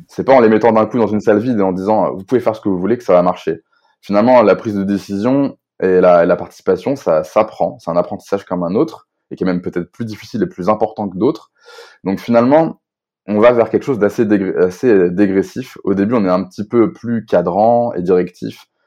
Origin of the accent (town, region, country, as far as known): Rennes, Brittany, France